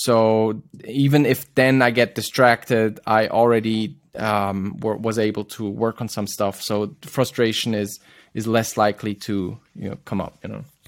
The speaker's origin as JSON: {"language": "English", "region": "Zurich", "country": "Switzerland", "tie": "born or raised there", "said": "my hometown in Zurich"}